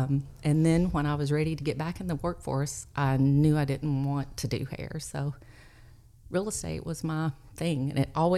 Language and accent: English; Overton County, Tennessee, United States; I grew up in Overton County.